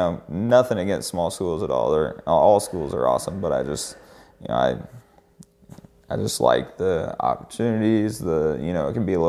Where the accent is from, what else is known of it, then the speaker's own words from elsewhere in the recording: Indiana, United States; moved away as an adult; now in Indianapolis, United States; we got family here. This will always be where Kelsey and I are from.